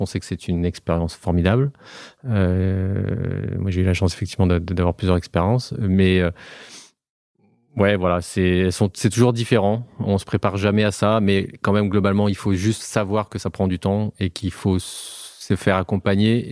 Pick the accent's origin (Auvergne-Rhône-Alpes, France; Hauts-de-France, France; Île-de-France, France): Auvergne-Rhône-Alpes, France; also born or lived in Haute-Loire; nous, on est Auvergnat. Euh, moi, j'habite en Haute-Loire euh, depuis euh, quelques temps